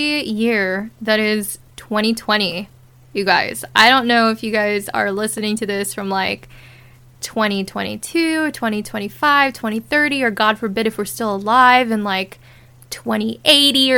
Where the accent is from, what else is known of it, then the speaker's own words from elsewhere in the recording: Southern California, United States; also born or lived in Brooklyn, New York; I was born in Brooklyn, New York, and then raised in the suburbs of Southern California, about 80 miles east